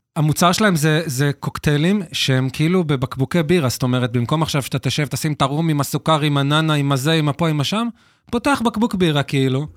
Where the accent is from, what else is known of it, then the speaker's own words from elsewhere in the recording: Hod HaSharon, Central District, Israel; also born or lived in Tel Aviv; now in Ramot HaShavim, Israel; אנחנו מהוד השרון במקור, אני גר היום